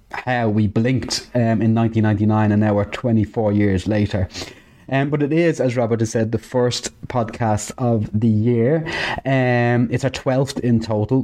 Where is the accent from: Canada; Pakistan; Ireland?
Ireland; Dublin, Leinster; I'm from Dublin.